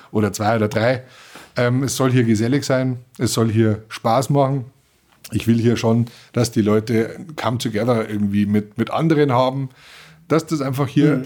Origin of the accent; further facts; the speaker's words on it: Germany; bei uns in Deutschland